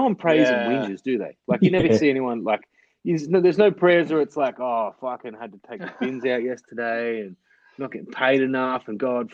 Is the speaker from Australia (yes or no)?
yes; Australia; growing up in Australia